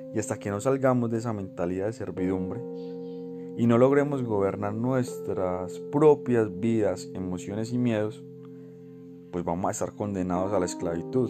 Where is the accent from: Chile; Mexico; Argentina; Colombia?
Colombia; Somos los colombianos un pueblo bravo que defiende su dignidad y su libertad